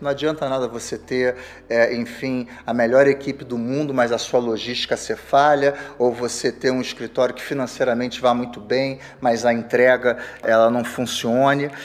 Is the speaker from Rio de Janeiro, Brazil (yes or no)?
yes; Rio de Janeiro, Brazil; eu sou carioca